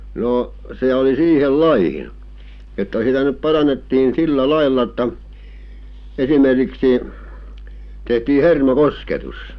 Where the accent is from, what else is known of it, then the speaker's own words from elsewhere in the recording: Nurmo, South Ostrobothnia, Finland; olen syntynyt ja kasvanut siinä